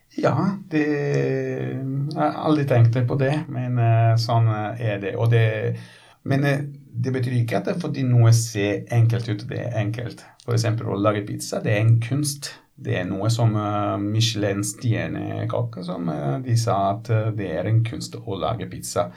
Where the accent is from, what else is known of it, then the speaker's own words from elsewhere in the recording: Ponza, Lazio, Italy; Norwegian is a second language; now in Norway; Jeg kommer fra en øy. Du vet at jeg kommer fra Ponsa